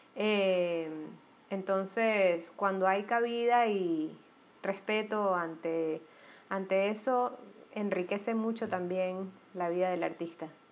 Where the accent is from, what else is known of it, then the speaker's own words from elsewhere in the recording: Panama; moved away; also born or lived in Guayaquil; yo soy panameña